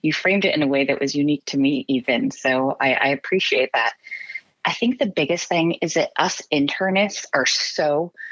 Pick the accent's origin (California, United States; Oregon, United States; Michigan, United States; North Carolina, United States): Oregon, United States; also born or lived in Massachusetts; I'm from Oregon